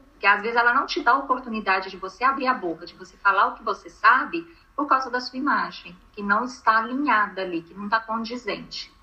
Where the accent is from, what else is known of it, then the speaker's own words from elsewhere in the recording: Minas Gerais, Brazil; eu sou mineira